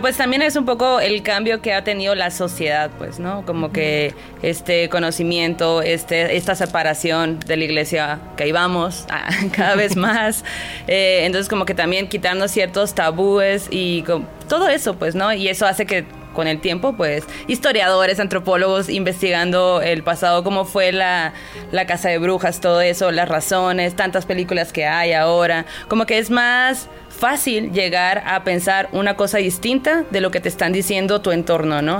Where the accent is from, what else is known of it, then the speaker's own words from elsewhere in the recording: Sonora, Mexico; yo que soy de Sonora